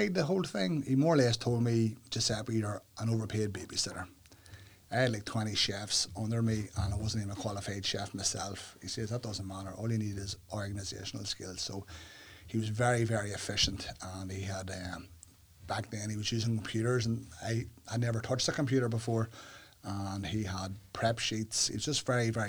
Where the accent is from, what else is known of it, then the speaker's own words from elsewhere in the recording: Northern Ireland, United Kingdom; Growing up in Northern Ireland, especially here in Uri